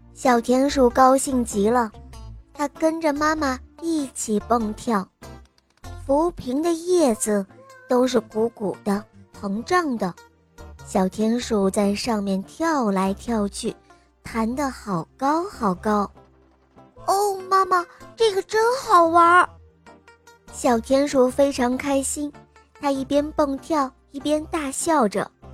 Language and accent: Chinese; Guangzhou, Guangdong, China; 我今年五岁了，我来自广州